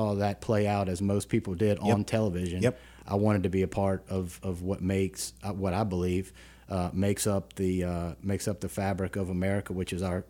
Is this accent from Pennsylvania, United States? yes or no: no; West Baton Rouge, Louisiana, United States; So I'm originally from the area. I grew up in West Baton Rouge in large part.